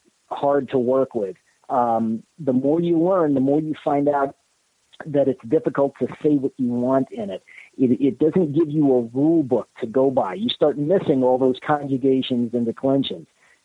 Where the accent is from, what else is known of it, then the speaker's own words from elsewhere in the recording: New York, United States; I grew up in I was born on East 56th Street near the Queensboro Bridge. And when I was around in first grade, we moved uptown to into the 90s.